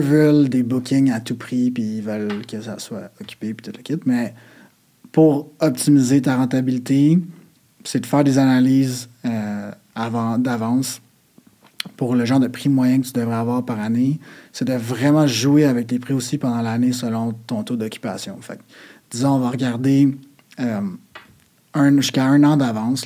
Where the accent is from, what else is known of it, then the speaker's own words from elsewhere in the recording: Quebec, Canada; on est Québécois